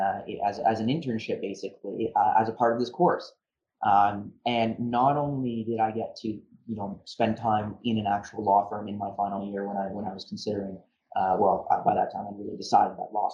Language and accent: English; Niagara-on-the-Lake, Ontario, Canada; I grew up in Niagara on the Lake